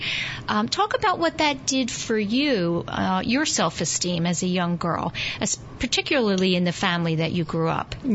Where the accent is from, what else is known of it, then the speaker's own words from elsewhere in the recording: New York City, New York, United States; I, was born and raised in Greenwich Village, New